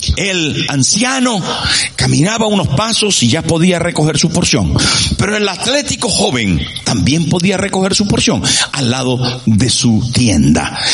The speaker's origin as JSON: {"language": "Spanish", "area": "Sierra de Perijá", "region": "Zulia", "country": "Venezuela", "moved": "as an adult", "said": "echaba de menos a mi pueblo y a mi gente y al clima y a la sierra de Perijá donde yo vivía"}